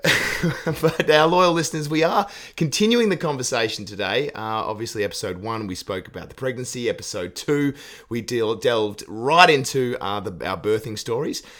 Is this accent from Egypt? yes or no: no; Australia; as an Australian